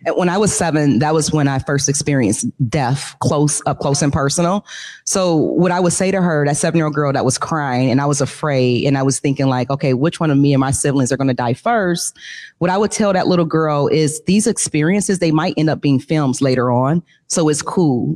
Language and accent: English; Detroit, Michigan, United States; I grew up in Detroit